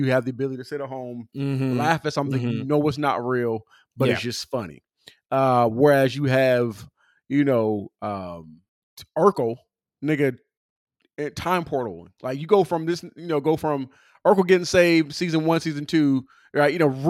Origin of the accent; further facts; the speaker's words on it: Philadelphia, Pennsylvania, United States; We're both from Philly.